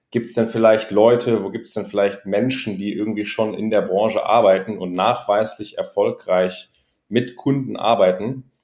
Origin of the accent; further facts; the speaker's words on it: Göttingen, Lower Saxony, Germany; moved away as an adult; now in Berlin, Germany; ich bin äh, mittlerweile 29 äh, Jahre alt, komme aus Göttingen, kleine Stadt in Niedersachsen und bin vor circa, nee, sogar ziemlich genau vor zehn Jahren ähm, nach Berlin gezogen